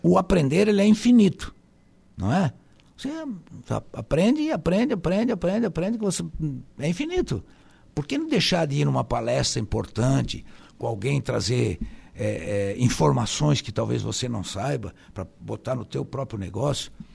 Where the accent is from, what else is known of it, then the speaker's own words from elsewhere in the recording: Araranguá, Santa Catarina, Brazil; also born or lived in Timbé do Sul; eu nasci em Tibé do Sul, mas tenho muito pouca lembrança, quase nenhuma, porque eu vim para cá com três anos de idade só